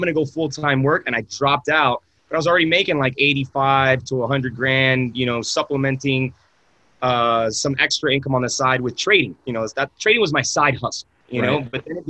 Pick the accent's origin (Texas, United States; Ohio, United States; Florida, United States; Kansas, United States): Florida, United States; Miami; moved away as an adult; also born or lived in San Francisco; I'm born and raised in Miami